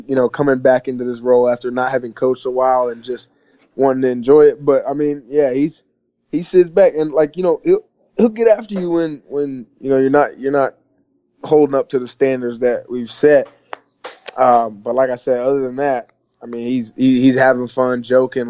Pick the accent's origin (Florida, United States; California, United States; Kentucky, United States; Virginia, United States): Florida, United States; Tampa; I'm from Tampa